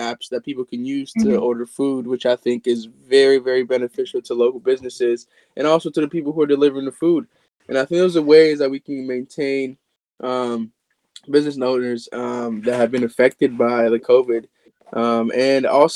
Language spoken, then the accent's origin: English; Kenya; I'm Kenyan, so my Kenyan food culture is very strong upon me